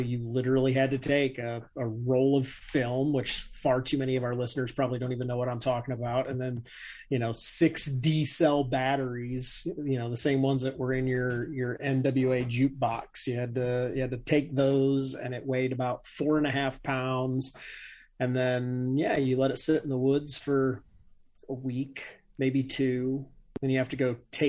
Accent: Northeast Indiana, United States; I'm in Northeast Indiana. I'm between like Fort Wayne and Warsaw

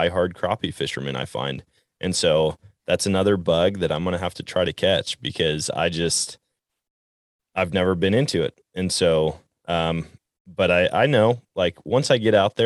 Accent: Wisconsin, United States; now in Missouri, United States; Growing up in Wisconsin

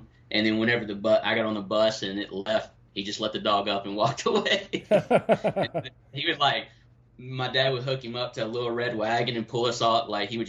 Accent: Texas, United States; I grew up in East Texas, and my dad is like, everybody around us would always call him like the Daniel Boone of East Texas.

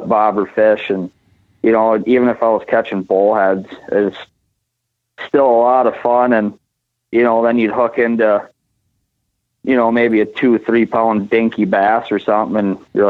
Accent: Albert Lea, Minnesota, United States; I grew up in Albert Lea, Minnesota

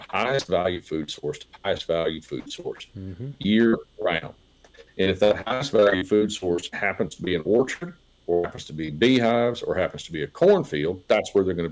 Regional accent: south end of Nelson County, Virginia, United States; When I was a kid growing up in South End of Nelson County

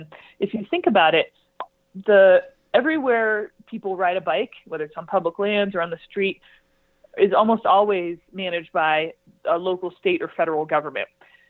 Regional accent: California, United States; moved away as an adult; now in Boulder, United States; I'm from California.

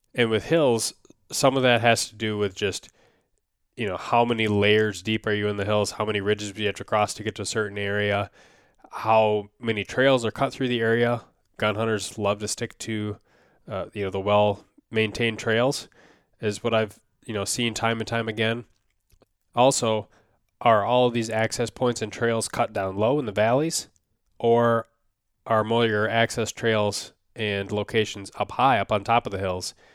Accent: Minnesota, United States; my home state here of Minnesota

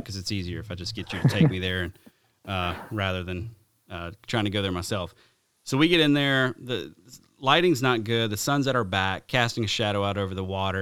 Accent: the South, Alabama, United States; growing up in the South

